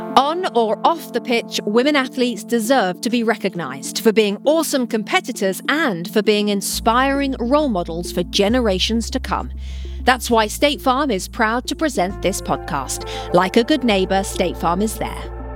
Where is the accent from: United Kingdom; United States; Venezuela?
United Kingdom; London; I grew up in West London, in the back garden, playing football with my brother in goal